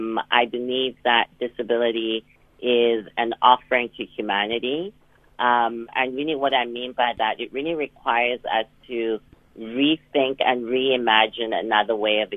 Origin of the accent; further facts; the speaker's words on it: Johannesburg, Gauteng, South Africa; now in Oxford, United Kingdom; I am from Johannesburg.